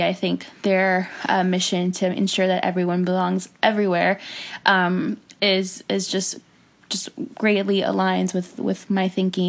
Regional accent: Hialeah, Florida, United States; I am originally from Miami, Florida.

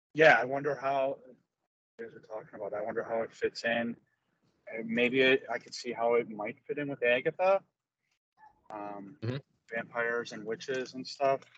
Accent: Chicago, Illinois, United States; I'm a Chicagoan

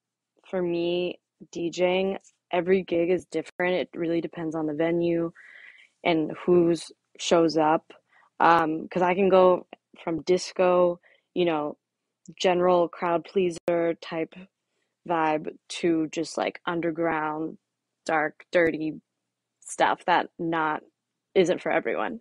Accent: Florida, United States; moved away as an adult; also born or lived in San Francisco; now in Miami, United States; I grew up in Florida, but now I'm back and forth between Florida and here in San Francisco.

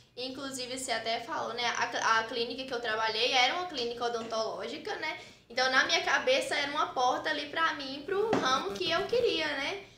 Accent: Frei Gaspar, Minas Gerais, Brazil; moved away as an adult; now in Teófilo Otoni, Brazil; Eu sou natural de Frei Gaspar, uma cidade vizinha daqui

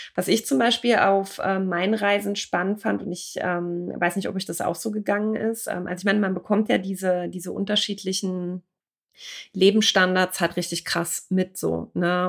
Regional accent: Germany; wir als Deutsche

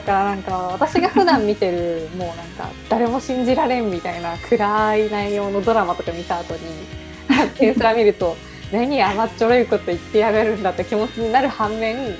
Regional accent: Japan; 私たちの地元に近くて広島

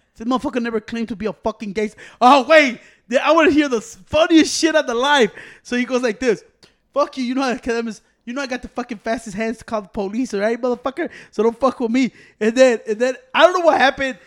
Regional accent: Chicago, Illinois, United States; I'm from Chicago

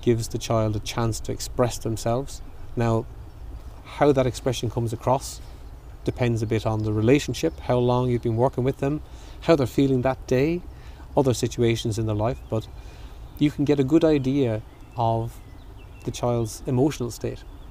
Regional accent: Clonmel, Tipperary, Ireland; I'm from Dillon Street

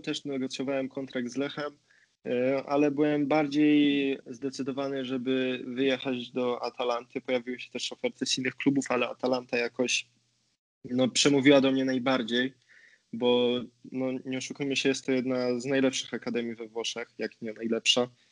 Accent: Poznań, Greater Poland, Poland; moved away as an adult; now in Bergamo, Italy; z Poznania jestem

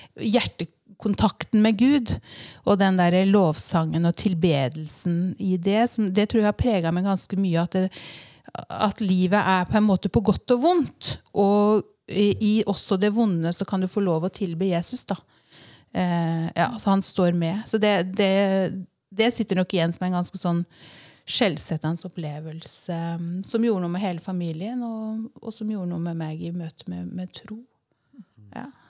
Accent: Vinje, Vestfold og Telemark, Norway; now in Fornebu, Norway; jeg er født og oppvokst i Vinje

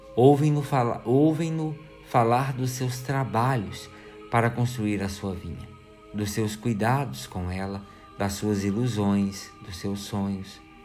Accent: Brazil

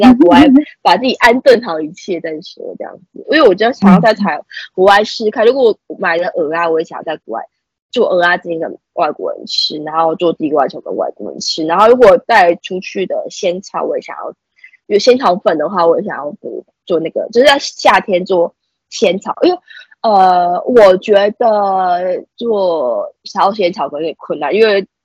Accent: Taiwan; 就像我是本地人

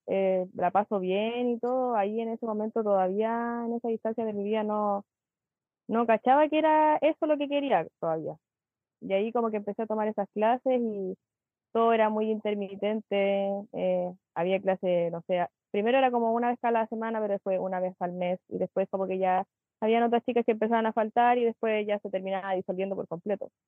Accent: Chile; moved away as an adult; now in Santiago, Chile; soy de Chilemo, siempre he sido acá, en verdad, de chiquitita, por lo menos de que tengo memoria de quinto básico. Antes era de Santiago, cuando era muy chica, nací allá y todo, y después me vine para acá

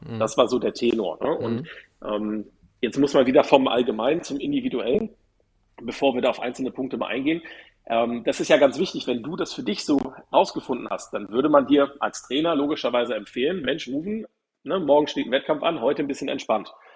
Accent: Hamburg, Germany; aus meiner Heimatstadt

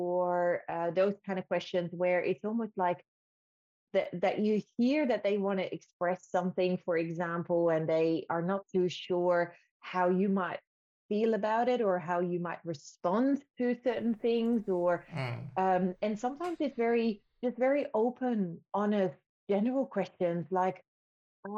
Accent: Netherlands; now in Australia; I'm coming from the Netherlands

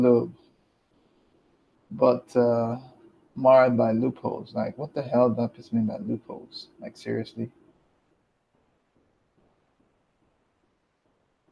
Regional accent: Nigeria; I'm Nigerian

